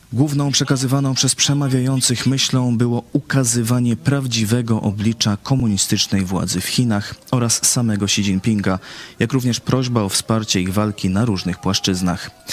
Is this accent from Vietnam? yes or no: yes; Vietnam; now in Poland; Ja pochodzę z sąsiedniego kraju, z Wietnamu